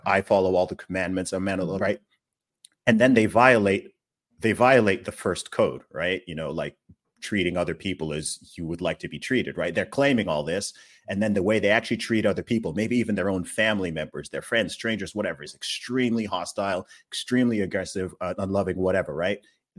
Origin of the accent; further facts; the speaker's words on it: Nigeria; I'm Nigerian. I'm Igbo, even more specifically, right?